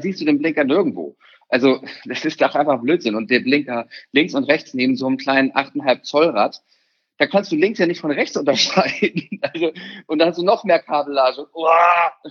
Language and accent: German; Germany; bei uns in Deutschland